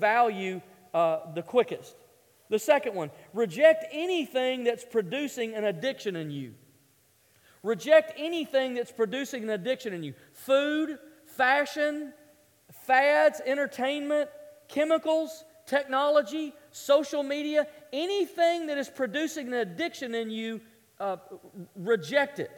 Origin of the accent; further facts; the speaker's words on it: the South, United States; I grew up in the South